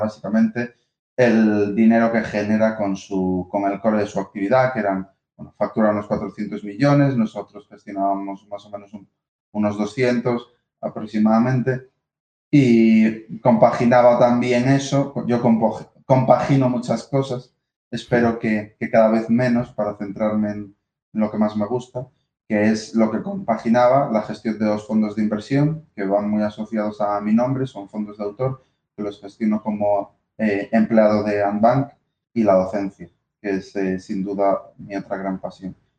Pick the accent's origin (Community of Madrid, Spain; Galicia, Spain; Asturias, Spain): Galicia, Spain; moved away as an adult; volver a mi tierra, a Galicia